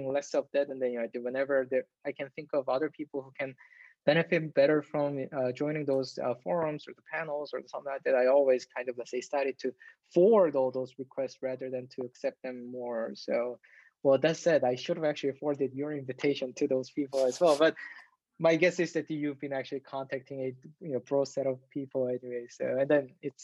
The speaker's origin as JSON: {"language": "English", "region": "Seoul", "country": "South Korea", "tie": "born or raised there", "moved": "as an adult", "said": "I was raised in Seoul, which is the capital of Korea."}